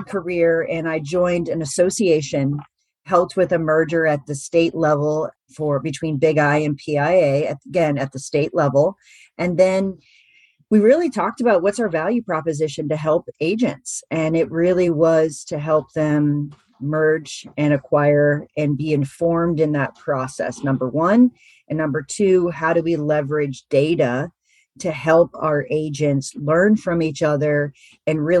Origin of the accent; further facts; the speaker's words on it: Pittsburgh, Pennsylvania, United States; moved away as an adult; also born or lived in West Virginia; now in Washington, D.C. area, United States; I'm from Pittsburgh, Pennsylvania originally, but my husband and I put our roots down in just outside of Washington, D.C.